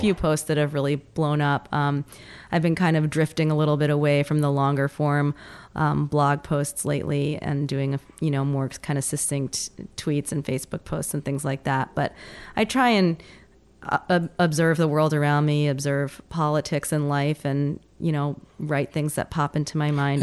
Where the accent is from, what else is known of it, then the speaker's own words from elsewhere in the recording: New York, United States; moved away; I'm a New Yorker originally